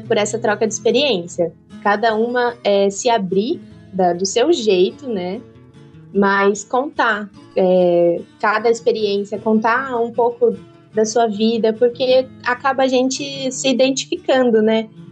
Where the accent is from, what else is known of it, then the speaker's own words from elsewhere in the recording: Cerqueira César, São Paulo, Brazil; also born or lived in Santa Catarina; a fazenda aqui em Cerqueira César, é, a gente já tinha, meu avô comprou tal. E aí, quando ele terminou a pós-graduação, a gente voltou aqui para a fazenda. E aí cresci aqui na fazenda